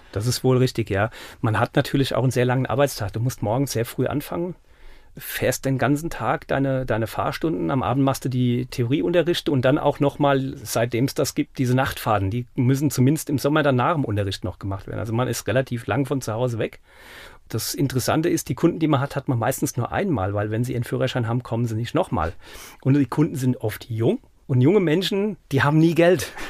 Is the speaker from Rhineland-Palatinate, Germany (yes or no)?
yes; Mainz, Rhineland-Palatinate, Germany; now in Stadecken-Elsheim, Germany; ich nämlich die Hälfte meiner Jugend in Gonsenheim und die andere Hälfte in Finden verbracht habe